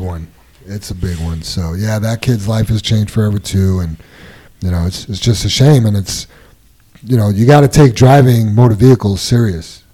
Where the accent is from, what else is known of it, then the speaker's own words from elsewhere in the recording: New York, United States; moved away; where I grew up in New York